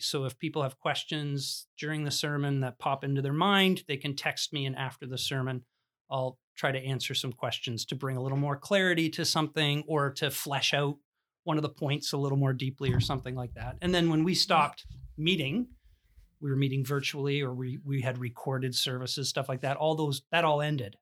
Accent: Smithville, Ontario, Canada; I grew up in the Christian Reformed Church in, uh, Smithville, Ontario

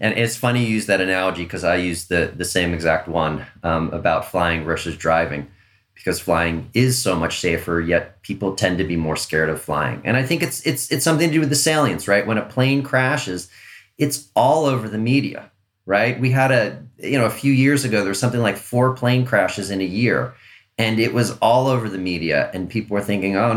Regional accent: Long Island, New York, United States; when I was a kid, I grew up on Long Island

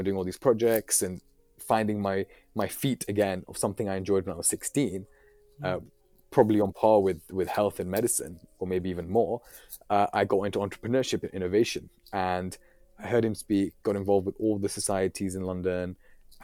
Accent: Islamabad, Islamabad Capital Territory, Pakistan; now in United Kingdom; my family originally from Pakistan. I'm from Islamabad

